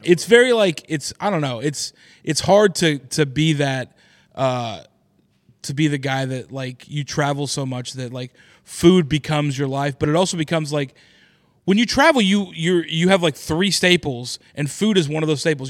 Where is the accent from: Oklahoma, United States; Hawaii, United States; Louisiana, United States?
Oklahoma, United States; Oklahoma City; moved away; is in Oklahoma City, which is my hometown